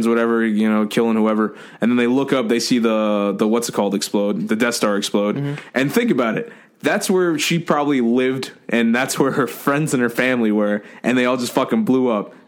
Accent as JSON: {"language": "English", "country": "United States", "said": "I'm American, Puerto Rican, Dominican."}